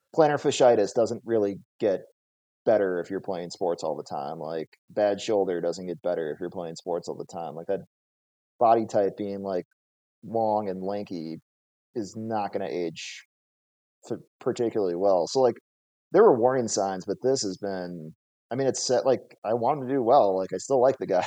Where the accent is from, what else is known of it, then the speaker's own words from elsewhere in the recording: Minnesota, United States; now in Las Vegas, United States; I grew up in Minnesota, so very hockey